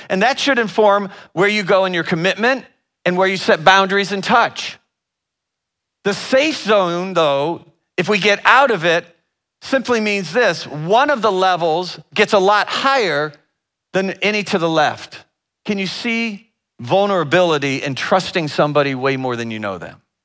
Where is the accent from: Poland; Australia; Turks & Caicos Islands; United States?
United States; Northern Ohio; I'm from the Northern Ohio area